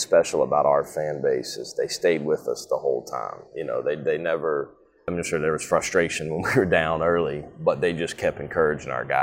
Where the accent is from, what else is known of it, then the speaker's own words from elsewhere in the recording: Jackson, Mississippi, United States; moved away; also born or lived in southeastern Louisiana / Western Kentucky / South Carolina; Well, I'm from Jackson, Mississippi originally. Kind of moved all over the state of Mississippi